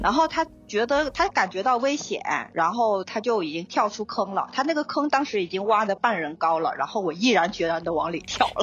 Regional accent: Hainan, China; moved away as an adult; also born or lived in Shenyang / Sri Lanka; 因为我是出生和长大于海南

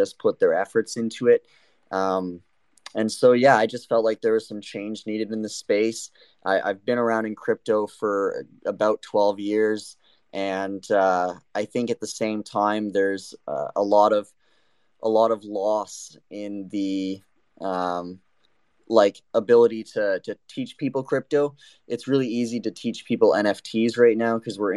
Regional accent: Canada; I am born and raised in Canada

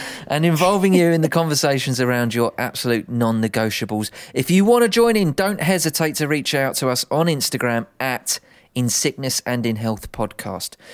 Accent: United Kingdom; we're British

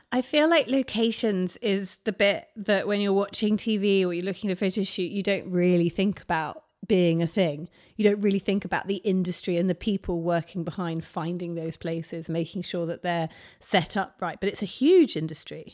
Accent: near Ryde, Isle of Wight, South East England, United Kingdom; Now, I grew up near Ryde

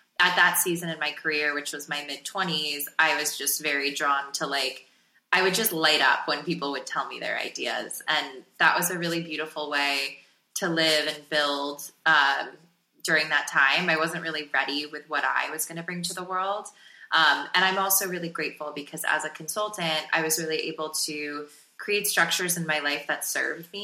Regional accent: South Florida, United States; growing up in South Florida

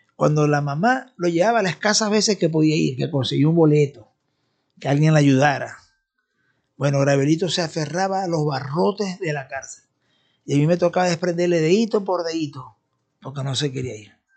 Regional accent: Venezuela; nosotros por ejemplo como venezolanos

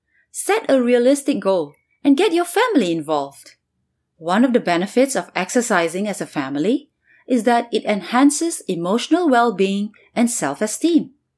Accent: Singapore; moved away as an adult; now in New York City, United States; I'm from Singapore and have been living in New York City for 20 years

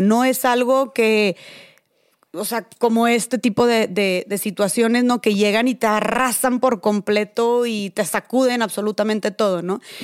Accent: Monterrey, Nuevo León, Mexico; accent: regio; A mí también me dicen que tengo mucho acento regio

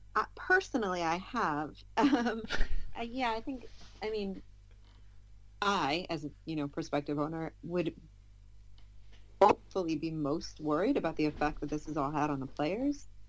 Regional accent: United States; I'm American

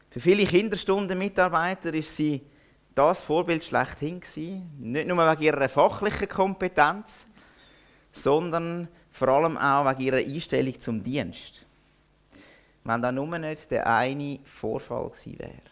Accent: Zurich, Switzerland; now in Interlaken, Switzerland; Wenn ihr jetzt vielleicht merkt, meiner Stimme an, ich komme nicht aus Interlaken ursprünglich. Ich bin erst seit dreieinhalb Jahren dort und ich werde den Dialekt, den schönen Berner Oberländer Dialekt vermutlich nie mehr richtig annehmen. Ich komme aus einem anderen Oberland, nämlich aus dem Zürich Oberland

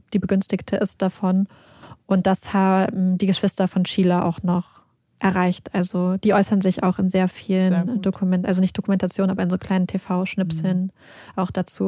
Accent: Northern Germany, Germany; wir kommen ja aus Norddeutschland

